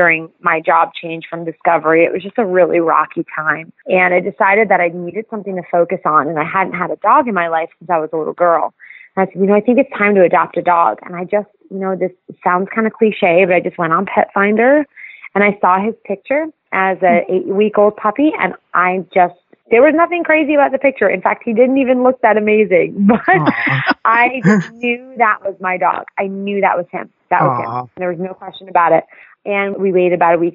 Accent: Avon-by-the-Sea, New Jersey, United States; I grew up in Jersey, and I grew up right on the shore, so Jersey Shore. You could find me always right off of Lincoln Avenue and Avon Beach

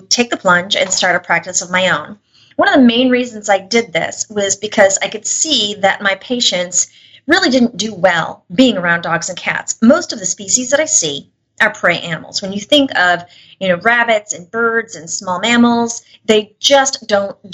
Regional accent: Buffalo, New York, United States; moved away as an adult; also born or lived in Tennessee; I grew up in Buffalo, like I said, and everybody knows it's cold there

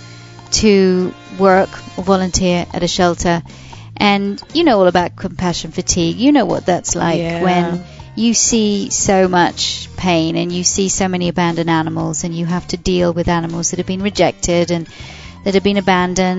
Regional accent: United Kingdom; I'm British.

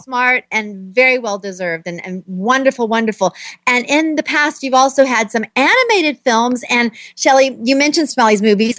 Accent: Southern, United States; accent: Southern; I'm in North Carolina. I hear my Southern accent coming out

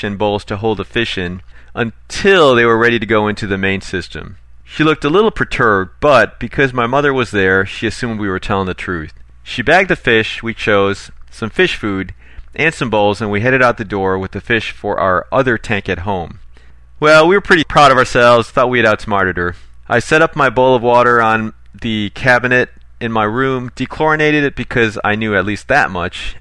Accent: Chicago, Illinois, United States; When I was growing up in Chicago, one of my family's favorite pastimes was visiting the Shedd Aquarium

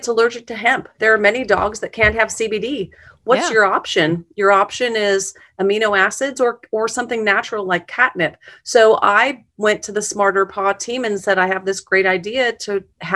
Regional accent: a farm outside of Omaha, Nebraska, United States; also born or lived in Sterling, Illinois; now in Kansas City, United States; A little farm outside of Nebraska, outside of Omaha. So I grew up

